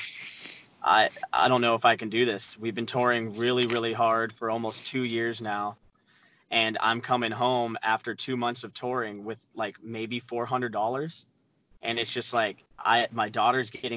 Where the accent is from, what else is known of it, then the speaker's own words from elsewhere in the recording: Arizona, United States; I'm from Arizona, and at the time we had a website called AZ Punk